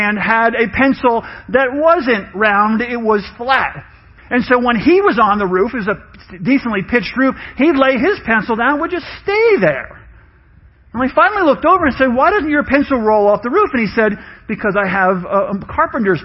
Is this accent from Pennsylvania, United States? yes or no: no; New York, United States; I grew up in New York with my mom.